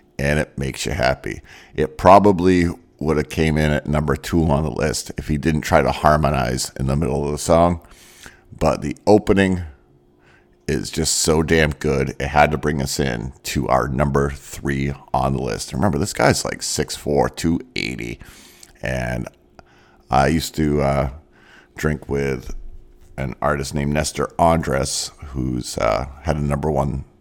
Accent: Maine, United States; I grew up in Maine, so we're not exactly rednecks.

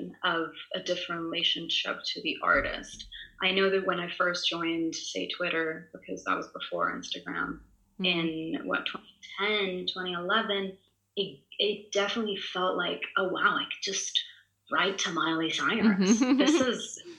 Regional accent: Italy; first language Italian; English is a second language; I'm Italian. So my mother tongue is Italian. I was raised in Italy.

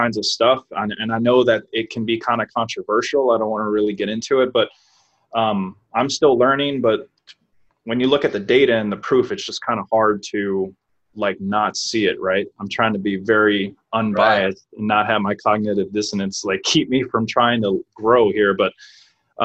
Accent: New Orleans, Louisiana, United States; moved away as an adult; now in San Diego, United States; I'm from New Orleans, Louisiana.

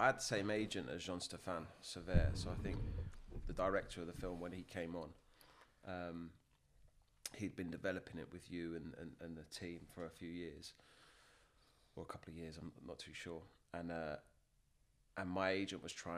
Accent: Kingston upon Thames, London, United Kingdom; I'm from Kingston, southwest London. And I grew up with four young brothers

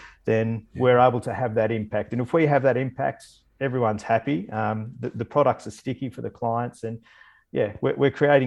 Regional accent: Bendigo, Victoria, Australia; I grew up in Bendigo

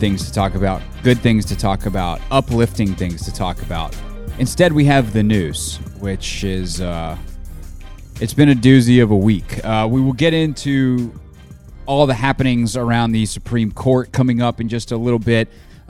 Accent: Massachusetts, United States; accent: Boston; What part of Boston is my accent from?

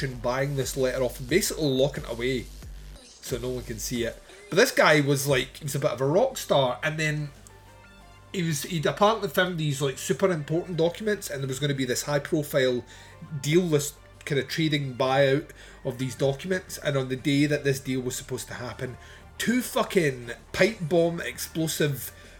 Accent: United Kingdom; I'm British

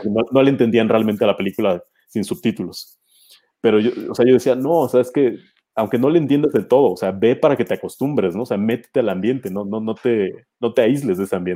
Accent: Mexico; moved away; soy mexicano

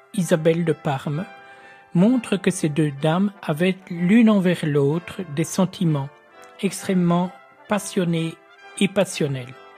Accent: Ardennes, Wallonia, Belgium; moved away; je suis né en Ardennes, mais je venais à la Laken régulièrement avec ma grande tante

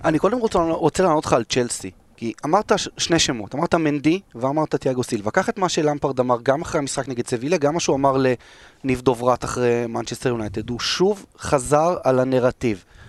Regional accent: Israel; אנחנו ישראלים

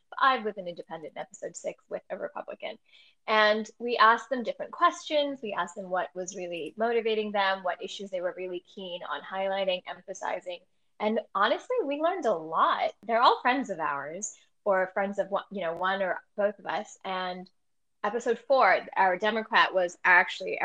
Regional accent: New York City, New York, United States; also born or lived in Texas; now in Washington, D.C., United States; New York City is my hometown and DC is my adopted hometown

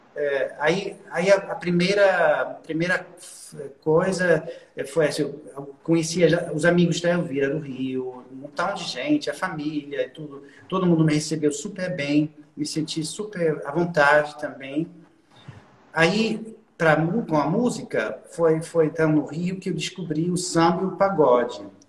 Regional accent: Düsseldorf, North Rhine-Westphalia, Germany; Portuguese is a second language; now in Cologne, Germany; Nasci na cidade de Düsseldorf, que, é, que, não, é, que não é muito longe daqui, de Colônia, é, na parte oeste da Alemanha, né? E eu, eu ah. sempre morei, eu sempre morei na Alemanha

